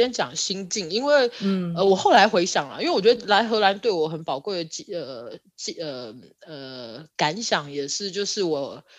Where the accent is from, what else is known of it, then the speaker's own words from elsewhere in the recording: Taiwan; also born or lived in United States; now in Netherlands; 有一天其实我会觉得我也是美国人，就是他跟我，我是台湾人，我也是美国人，就是这两个身份并不冲突。